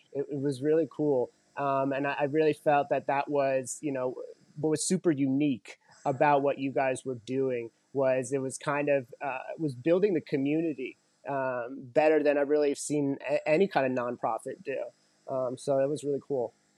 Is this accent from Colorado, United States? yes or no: yes; Colorado, United States; Growing up in Colorado